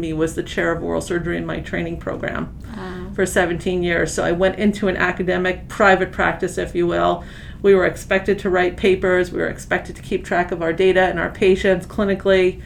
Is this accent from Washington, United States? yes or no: no; Long Island, New York, United States; moved away as an adult; also born or lived in Rochester, New York; now in Atlanta, United States; I am a native New Yorker, displaced to the South now. I grew up on Long Island